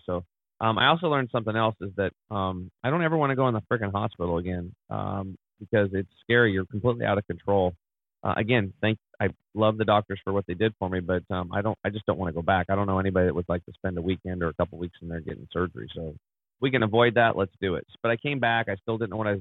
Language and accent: English; Eastern Oregon, United States; I grew up over in Eastern Oregon, which is pretty much like Montana